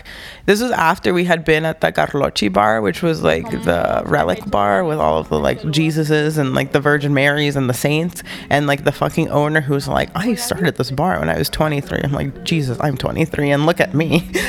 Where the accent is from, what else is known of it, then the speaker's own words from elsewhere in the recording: Honduras; also born or lived in New Orleans; now in Grinnell, United States; I am a 23-year-old woman that lives in Grinnell, Iowa with her family. I moved to Iowa in 2009 from New Orleans, and I moved to New Orleans from Honduras in 2001.